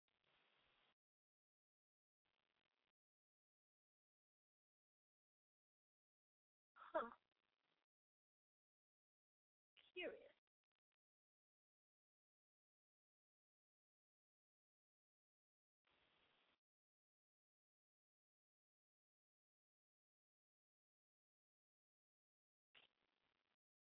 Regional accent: New York City, New York, United States; growing up in the Bronx

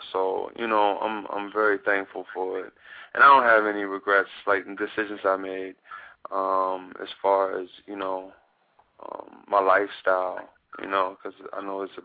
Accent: Baltimore, Maryland, United States; also born or lived in Atlanta, Georgia, United States; I grew up in Baltimore.

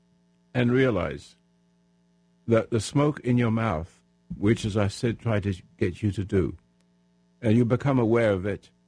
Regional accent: England, United Kingdom; now in United States; I'm an Englishman become American citizen

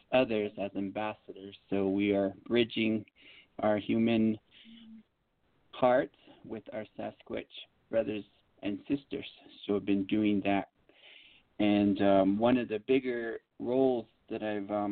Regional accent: United States; I was born and raised on the Navajo Reservation.

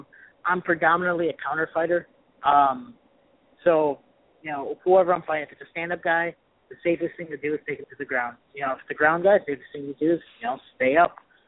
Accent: Chicago, Illinois, United States; moved away as an adult; also born or lived in Missouri; where I'm from Chicago

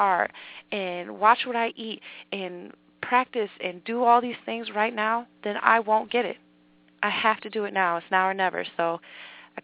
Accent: Buffalo, New York, United States; I'm a New Yorker

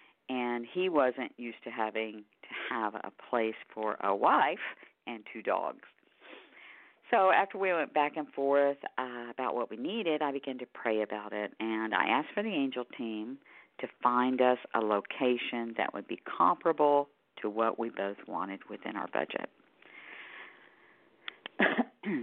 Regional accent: Houston, Texas, United States; my hometown of Houston, Texas

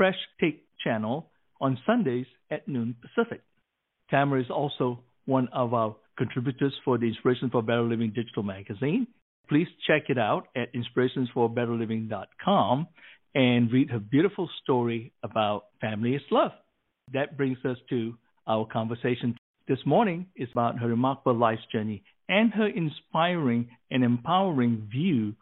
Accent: Malaysia; I grew up in Malaysia and I was adopted by my Malaysian family

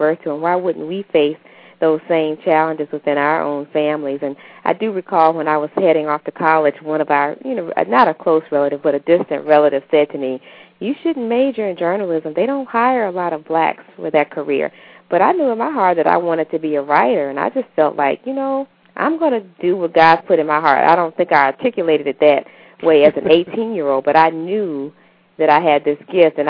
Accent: Pine Bluff, Arkansas, United States; I grew up in Pine Bluff, Arkansas

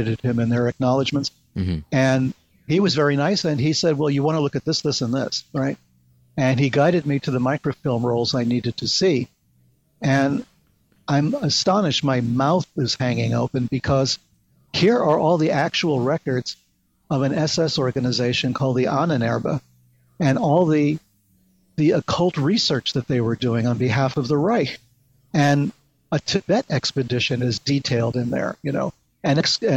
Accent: New York City, New York, United States; also born or lived in New Hampshire; I was born in the Bronx

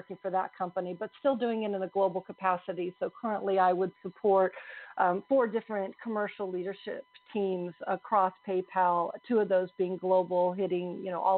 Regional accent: California, United States; moved away as an adult; now in Dublin, Ireland; So I was born and raised in California until I moved to rainy Dublin, Ireland, about 5.5 years ago

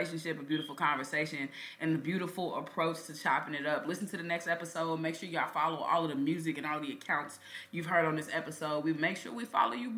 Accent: Kansas City, Missouri, United States; growing up in Kansas City

